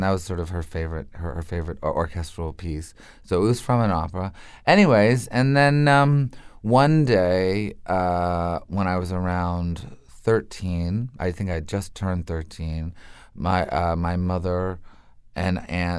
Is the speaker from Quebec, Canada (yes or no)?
yes; Montreal, Quebec, Canada; I had to go to French school because it was by law. It was during the separatist years